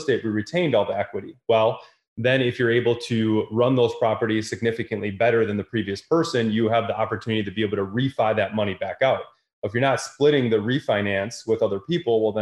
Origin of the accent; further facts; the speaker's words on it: Wisconsin, United States; I'm from Wisconsin, right? This isn't the East Coast, West Coast.